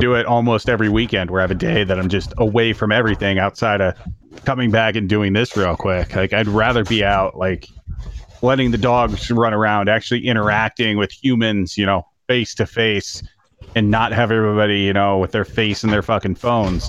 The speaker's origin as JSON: {"language": "English", "region": "Iowa", "country": "United States", "tie": "born or raised there", "said": "growing up in Iowa"}